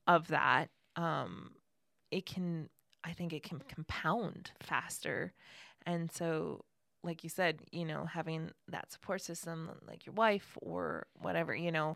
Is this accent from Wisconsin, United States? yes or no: yes; Ashland, Wisconsin, United States; now in Ocala, United States; I was born in Ashland, Wisconsin